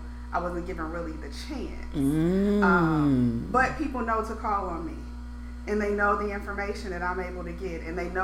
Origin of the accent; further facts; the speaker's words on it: St. Louis, Missouri, United States; moved away; I'm born and raised there, my hometown